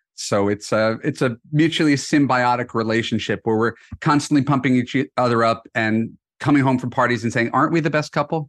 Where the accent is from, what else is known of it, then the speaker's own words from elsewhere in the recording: New York, United States; moved away as an adult; now in Los Angeles, United States; I'm originally from New York. I've spent most of my adult life in Los Angeles